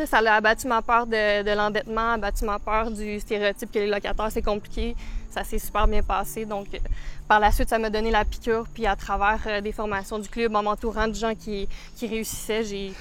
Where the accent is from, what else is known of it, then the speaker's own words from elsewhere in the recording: Saint-Esprit, Quebec, Canada; j'ai grandi à Saint-Esprit, donc rive nord de Montréal. Euh, j'ai grandi ici en campagne.